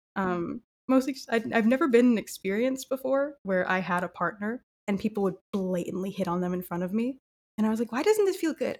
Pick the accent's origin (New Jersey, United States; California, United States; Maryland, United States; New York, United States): California, United States; Southern; growing up in Southern California